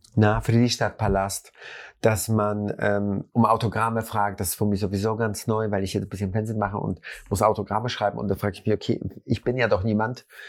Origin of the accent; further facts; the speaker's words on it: Germany; bei uns in Deutschland